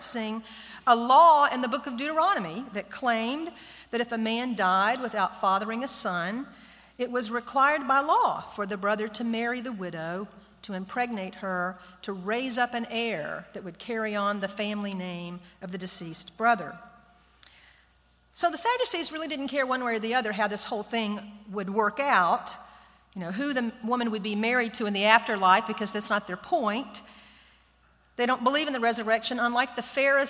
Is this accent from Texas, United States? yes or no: yes; Austin, Texas, United States; I'm a Texan, folks. I'm from Austin, just right down the road